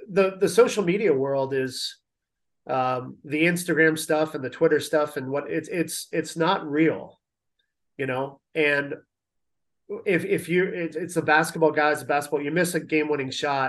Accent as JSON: {"language": "English", "town": "London", "region": "Ontario", "country": "Canada", "tie": "born or raised there", "also_born_or_lived": "Toronto", "moved": "yes", "said": "I'm a Canadian. I'm from Toronto, grew up in London."}